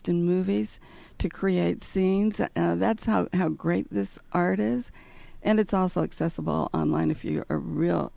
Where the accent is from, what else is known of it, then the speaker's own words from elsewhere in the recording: Salt Lake City, Utah, United States; moved away as an adult; now in New Haven, United States; I'm from Salt Lake City, Utah.